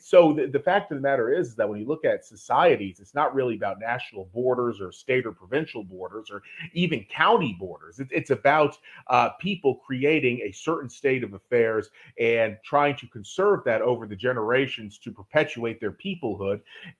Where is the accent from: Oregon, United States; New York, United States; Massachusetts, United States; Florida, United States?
Florida, United States; I am an American, but from Florida, which is so far south on the eastern seaboard.